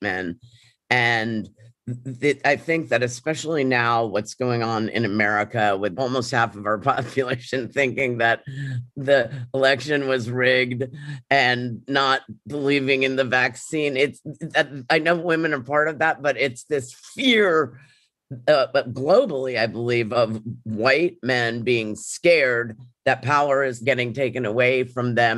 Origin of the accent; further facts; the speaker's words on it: New York City, New York, United States; I grew up in New York City